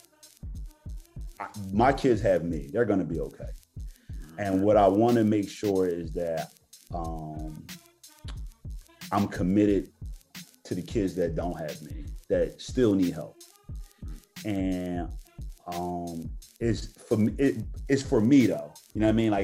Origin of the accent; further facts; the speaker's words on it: Philadelphia, Pennsylvania, United States; growing up in West Philly